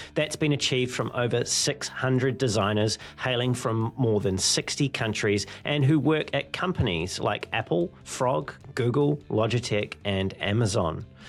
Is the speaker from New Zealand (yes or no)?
yes; New Zealand; my home country of New Zealand